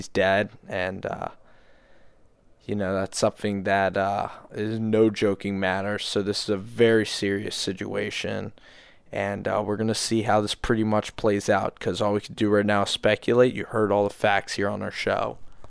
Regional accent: United Kingdom; I'm from the United Kingdom.

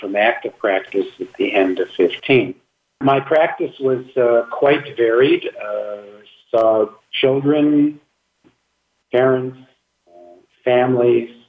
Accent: Milwaukee, Wisconsin, United States; moved away as an adult; now in Phoenix, United States; I'm originally from Wisconsin, Milwaukee, Wisconsin, but my wife and I moved out to the Valley, as it's called, in 1973

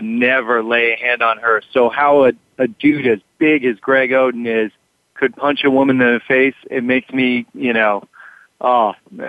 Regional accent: East Coast, United States; I was raised on the East Coast like you

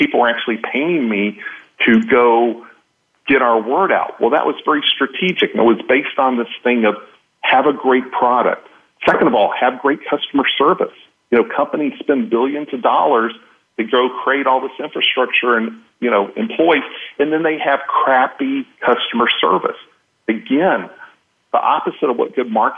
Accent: Texas, United States; I'm from Texas

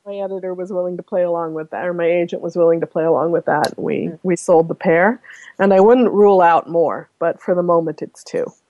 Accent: Omaha, Nebraska, United States; moved away as an adult; now in Canada; I'm from Nebraska, and Omaha, as you might or might not know, is or at least was when I was growing up, the number one nuclear target

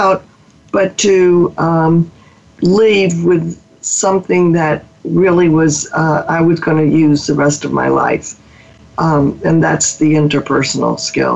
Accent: Mobile, Alabama, United States; moved away as an adult; also born or lived in New Orleans, Louisiana; I grew up in Mobile, Alabama

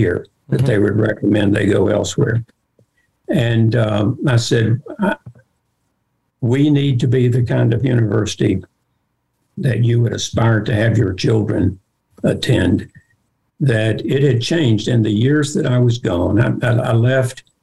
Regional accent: Arkansas, United States; moved away as an adult; also born or lived in Georgia; I came home for my home state, for Arkansas

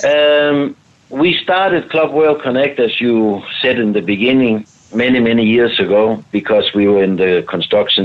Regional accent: Denmark; I am from Denmark, but I am located in Spain this week

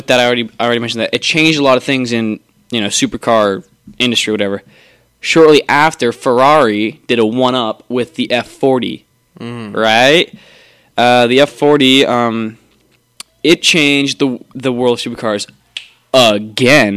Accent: Arizona, United States; I'm from Arizona.

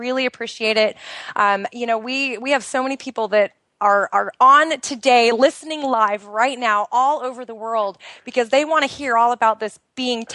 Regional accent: outside of Portland, Oregon, United States; moved away as an adult; now in Bahrain; I am originally from the United States. I grew up outside of Portland, Oregon, which is in the Pacific Northwest of the United States.

